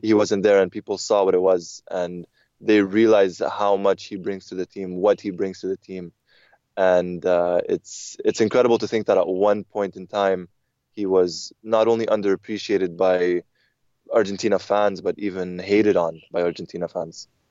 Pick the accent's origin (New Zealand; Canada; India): Canada; growing up in Canada, we had satellite television